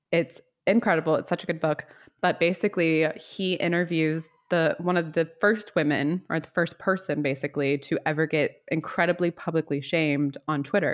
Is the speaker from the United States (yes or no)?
yes; the South, United States; I am from the South